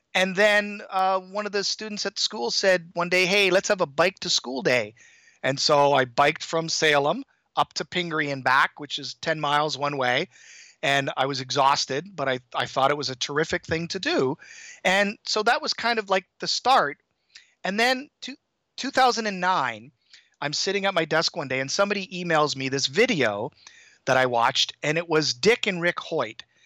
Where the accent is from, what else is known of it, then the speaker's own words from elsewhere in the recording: Toronto, Ontario, Canada; moved away as an adult; also born or lived in Hong Kong; now in Boston area, United States; I grew up in Toronto